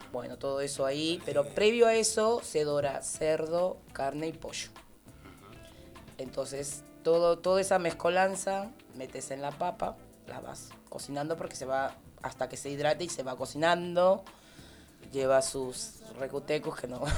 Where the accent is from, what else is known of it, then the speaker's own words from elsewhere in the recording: Peru; moved away; De Perú. ¿En serio eres peruana?